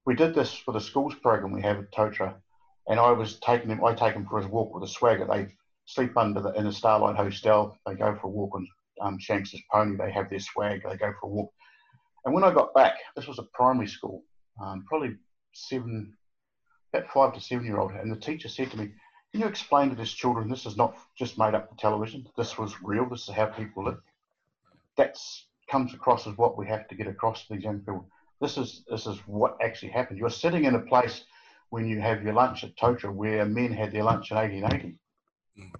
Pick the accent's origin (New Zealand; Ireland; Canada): New Zealand; Blackball, West Coast; moved away; I come from a small town, Black Bull, and a coal mining town